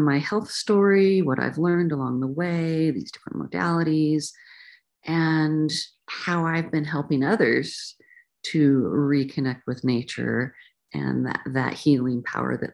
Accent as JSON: {"language": "English", "region": "the mountains of Oregon", "country": "United States", "tie": "born or raised there", "also_born_or_lived": "California", "moved": "yes", "said": "I ended up leaving the country where I grew up, country meaning the country, the mountains of Oregon in the Pacific Northwest"}